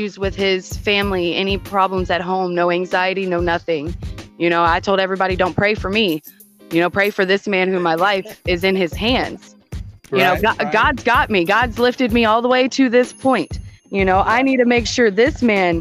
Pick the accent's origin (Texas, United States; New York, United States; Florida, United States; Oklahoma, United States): Texas, United States; Houston; moved away; that's where I'm from